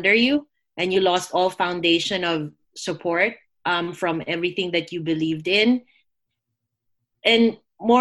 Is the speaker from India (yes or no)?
no; Philippines; I grew up in the Philippines, which is a Catholic country, predominantly Catholic